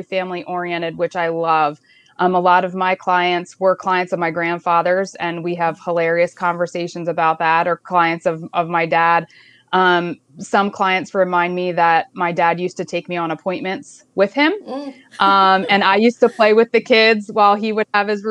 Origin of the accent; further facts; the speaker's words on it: Pottsgrove, Pennsylvania, United States; I grew up in Potts Grove. I actually went to Potts Grove and graduated late 90s from Potts Grove